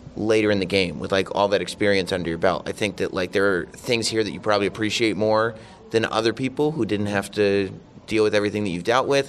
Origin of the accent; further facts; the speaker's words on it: Westchester County, New York, United States; my hometown